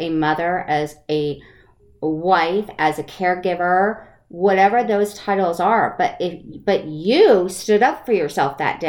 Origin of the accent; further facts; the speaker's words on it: Connecticut, United States; also born or lived in Maine; now in West Coast, United States; I was born in Maine and grew up in Connecticut